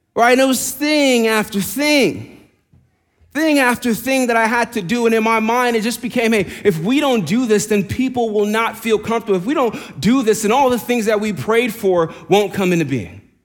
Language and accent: English; New York, United States; accent: New York; moved away; I'm from New York. I'm from New York. See, the accent came out there.